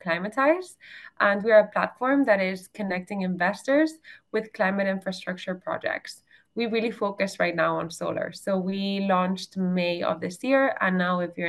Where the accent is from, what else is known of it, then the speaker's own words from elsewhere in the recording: Barcelona, Catalonia, Spain; moved away; I'm originally European from Barcelona. I studied there